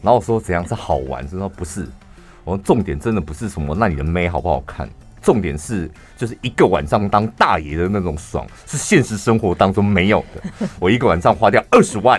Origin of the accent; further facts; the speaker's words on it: Taichung, Taiwan; 我从小在那边长大，所以台中天津路跟大雅路口那边